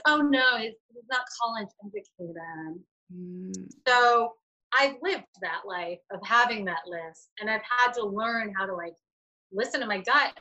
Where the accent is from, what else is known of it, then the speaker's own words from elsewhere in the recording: Boston, Massachusetts, United States; now in Rhode Island, United States; I'm from Massachusetts. I'm from the Boston area, but I live in Rhode Island